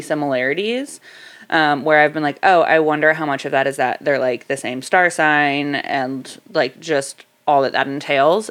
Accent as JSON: {"language": "English", "town": "Dunedin", "region": "Florida", "country": "United States", "tie": "born or raised there", "said": "I was born in Dunedin."}